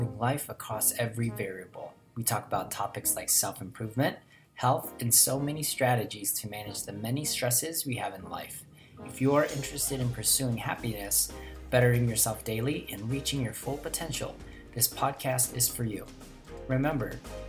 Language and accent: English; Philippines; I'm Filipino